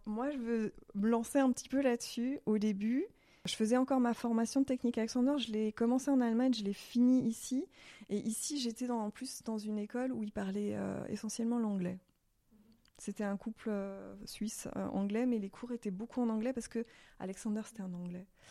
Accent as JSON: {"language": "French", "area": "Alsace", "region": "Grand Est", "country": "France", "moved": "as an adult", "lives_now": "Switzerland", "said": "je viens d'Alsace, donc euh, c'était pas totalement inconnu le dialecte. Je parle euh, l'alsacien"}